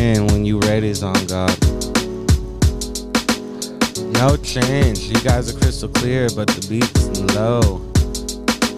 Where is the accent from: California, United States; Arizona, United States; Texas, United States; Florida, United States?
Arizona, United States; I grew up in Arizona, so it was like in the summer times it gets out to like 115